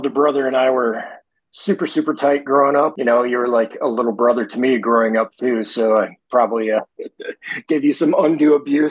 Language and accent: English; Michigan, United States; moved away; living outside of Michigan now for more of my life than I lived in it